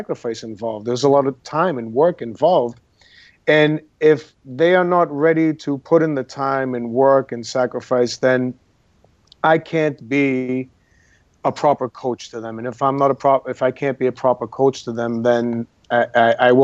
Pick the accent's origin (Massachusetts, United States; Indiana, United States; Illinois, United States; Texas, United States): Massachusetts, United States; Boston; moved away as an adult; now in Los Angeles, United States; I am from Boston, Massachusetts, from a neighborhood called the North End of Boston